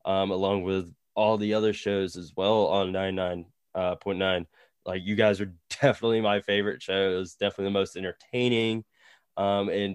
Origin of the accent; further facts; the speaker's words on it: Goldsboro, North Carolina, United States; I'm from Goldsboro, so yeah, I'm 30 minutes away.